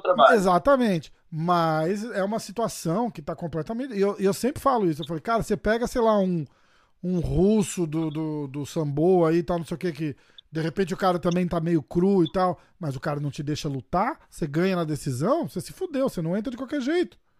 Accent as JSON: {"language": "Portuguese", "country": "Brazil", "said": "eu sou brasileiro"}